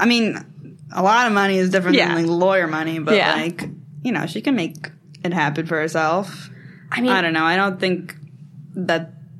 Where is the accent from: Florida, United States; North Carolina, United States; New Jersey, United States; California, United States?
New Jersey, United States; I'm from Jersey.